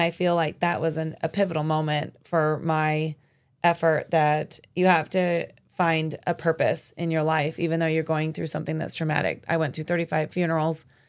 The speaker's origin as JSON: {"language": "English", "region": "Arizona", "country": "United States", "tie": "born or raised there", "also_born_or_lived": "New York City", "moved": "as an adult", "said": "born and raised in Arizona and then was able to go to New York City"}